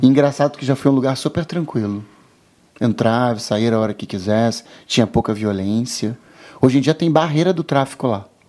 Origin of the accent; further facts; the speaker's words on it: São Gonçalo, Rio de Janeiro, Brazil; also born or lived in Copacabana, Rio de Janeiro; eu nasci em Copacabana, minha mãe até morava em Copacabana, mas em outro local. E aí o que acontece? Eu nasci, depois de um aninho, a minha mãe se mudou para São Gonçalo. E eu morei seis anos em São Gonçalo. Eu tenho algumas lembranças da minha infância lá em São Gonçalo.